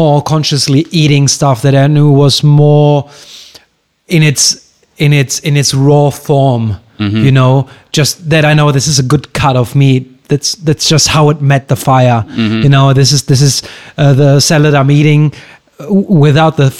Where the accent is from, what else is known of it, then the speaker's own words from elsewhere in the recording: Germany; now in Greece; back in Germany